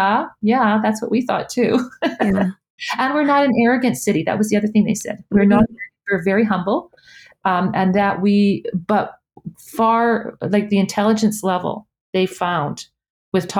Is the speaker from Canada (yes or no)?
yes; Edmonton, Alberta, Canada; I'm from Edmonton